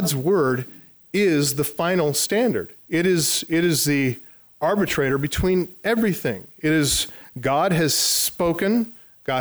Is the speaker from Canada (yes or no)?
no; United States